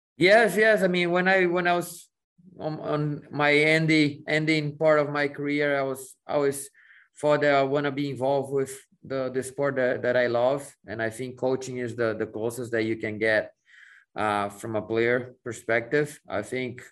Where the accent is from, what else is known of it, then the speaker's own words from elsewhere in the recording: São Paulo, Brazil; moved away as an adult; also born or lived in Mexico; now in United States; growing up in Brazil, leaving to go to Arsenal in Europe